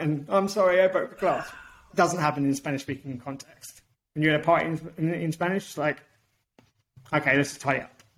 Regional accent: United Kingdom; also born or lived in Portugal; now in Australia; I'm British and Portuguese.

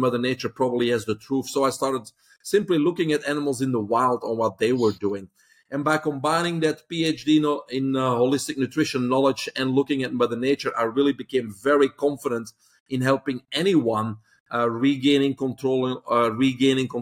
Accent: Belgium; moved away as an adult; now in Florida, United States; I'm originally from Belgium, grew up in Belgium.

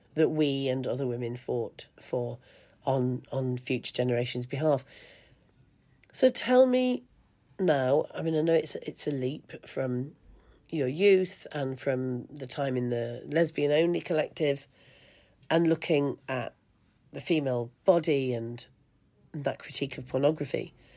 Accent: England, United Kingdom; I grew up in England, in the UK

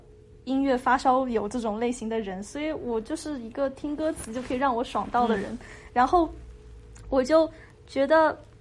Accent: China; 我是中国人，我说中国话。

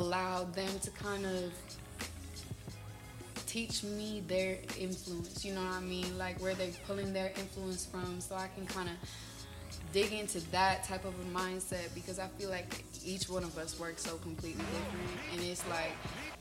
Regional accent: Fond du Lac, Wisconsin, United States; moved away as an adult; also born or lived in Green Bay, Wisconsin; now in Atlanta, United States; I'm originally from Fond du Lac, Wisconsin. It's a small ass little city out there up north. It's really not too much going on up there, but you know, I lived there my whole life

